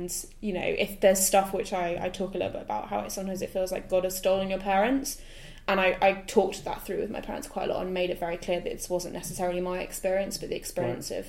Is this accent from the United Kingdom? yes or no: yes; United Kingdom; we're British.